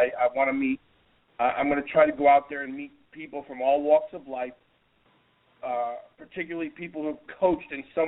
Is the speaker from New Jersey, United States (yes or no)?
yes; New Jersey, United States; I'm a kid from New Jersey